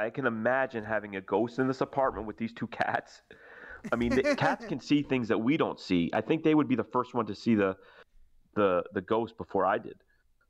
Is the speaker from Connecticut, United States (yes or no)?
yes; New Haven, Connecticut, United States; I'm from New Haven